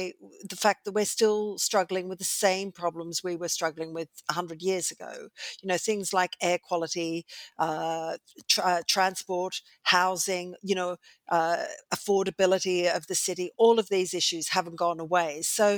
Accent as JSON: {"language": "English", "country": "Australia", "moved": "yes", "lives_now": "London, United Kingdom", "said": "I'm originally from Australia, so I've been here for 28 years"}